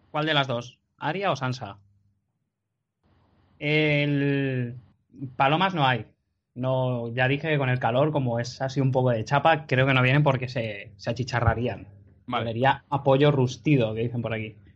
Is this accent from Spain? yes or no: yes; Las Palmas, Canary Islands, Spain; Tú eres el JP de Madrid. … de Las Palmas.